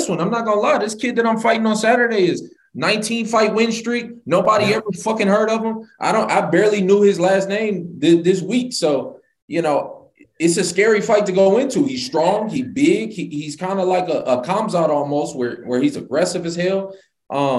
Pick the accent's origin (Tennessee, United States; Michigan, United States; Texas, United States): Michigan, United States; Detroit; moved away as an adult; now in Florida, United States; I'm from Detroit